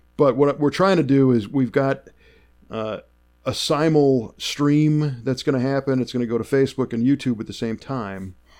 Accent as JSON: {"language": "English", "town": "Chicago", "region": "Illinois", "country": "United States", "tie": "born or raised there", "also_born_or_lived": "Southern California", "moved": "as an adult", "said": "I grew up in Chicago. I know the snow."}